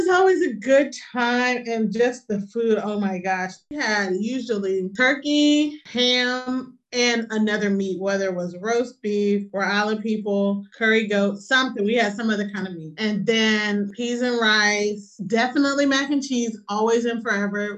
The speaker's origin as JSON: {"language": "English", "region": "Maryland", "country": "United States", "tie": "born or raised there", "said": "I grew up in Maryland"}